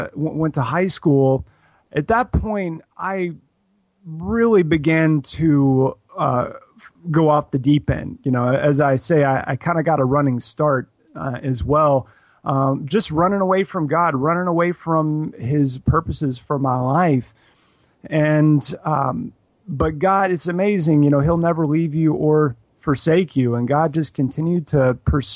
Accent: Columbia, South Carolina, United States; now in Houston, United States; I am from Columbia, South Carolina, and I've lived in a couple of different places since then, but currently, I'm living in Houston, Texas

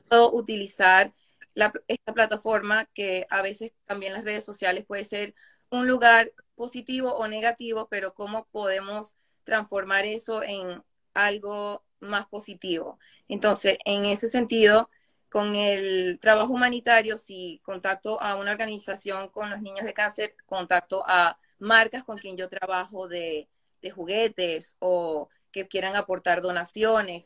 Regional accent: New York, United States; also born or lived in Caracas, Venezuela; now in Jersey City, United States; nací en Caracas, Venezuela pero me crié más acá en, Brooklyn con mi abuela

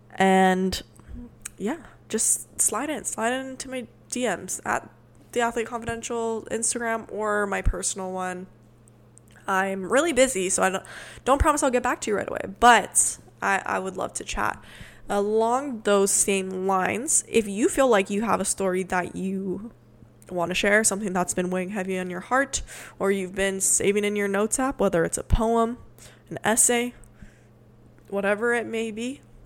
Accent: Hawaii, United States; moved away as an adult; also born or lived in Portland, Oregon / Sweden; I'm originally from Hawaii also

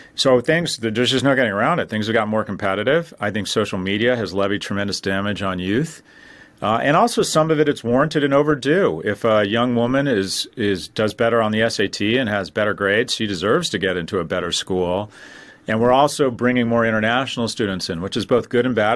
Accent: Los Angeles, California, United States; moved away as an adult; now in New York, United States; I grew up in Westwood

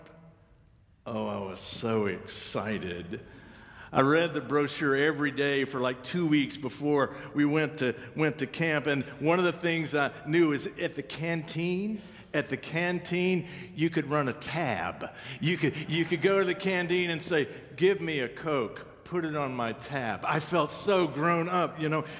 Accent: Kansas, United States; I'm from Kansas

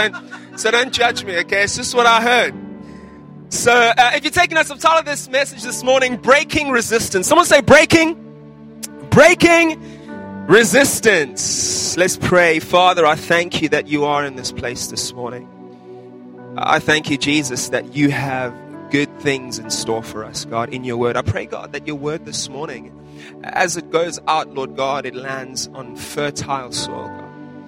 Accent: South Africa; When I was growing up in South Africa

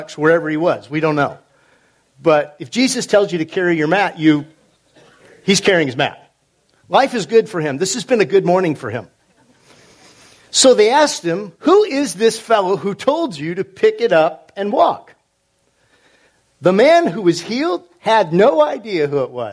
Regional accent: California, United States; moved away as an adult; also born or lived in Carthage, Missouri; I was raised in California

